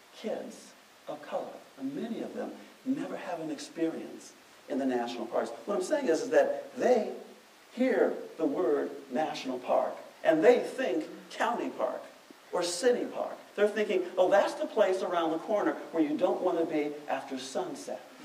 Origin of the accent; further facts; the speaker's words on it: Detroit, Michigan, United States; Growing up in Detroit, where no one I knew ever talked about a national park